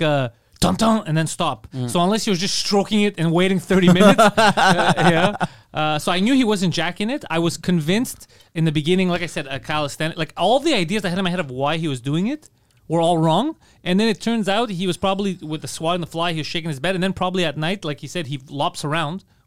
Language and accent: English; Montreal, Quebec, Canada; I was like, Montreal